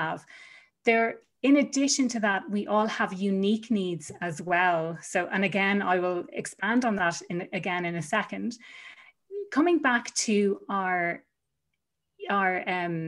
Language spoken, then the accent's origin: English; Ireland; moved away as an adult; I was gone from Ireland for over 7 years. And one of the big reasons that I returned home was to spend more time with family.